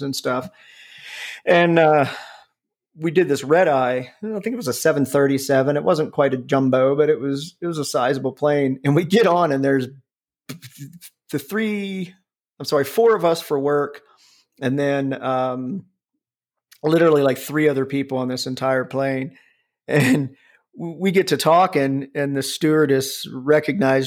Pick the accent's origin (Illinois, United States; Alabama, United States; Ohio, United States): Ohio, United States; Cincinnati; also born or lived in Columbus, Ohio; I grew up in Cincinnati